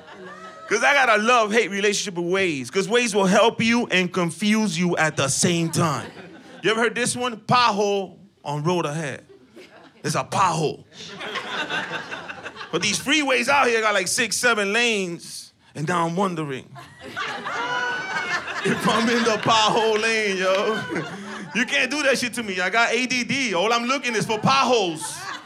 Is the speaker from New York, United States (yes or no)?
yes; New York City, New York, United States; moved away as an adult; now in Los Angeles, United States; I'm from New York City. I just moved out here.